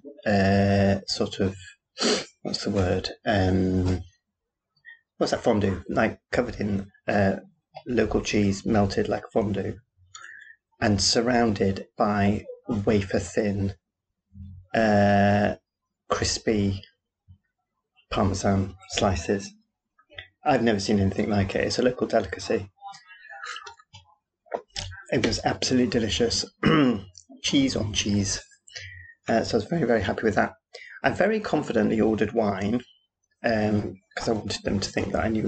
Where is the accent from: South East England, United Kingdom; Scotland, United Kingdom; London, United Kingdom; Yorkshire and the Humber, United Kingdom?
Yorkshire and the Humber, United Kingdom; accent: Yorkshire; my Yorkshire accent